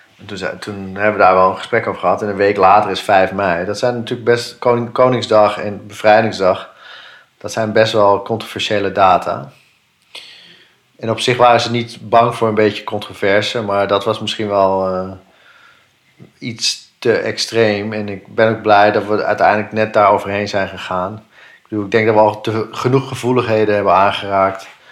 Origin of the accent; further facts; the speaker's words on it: Netherlands; als Nederlanders